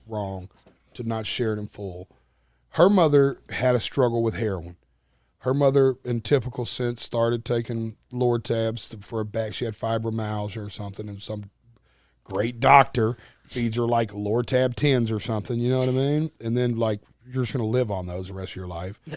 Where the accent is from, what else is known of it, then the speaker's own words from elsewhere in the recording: Nashville, Tennessee, United States; accent: twang; I'm playing my hometown arena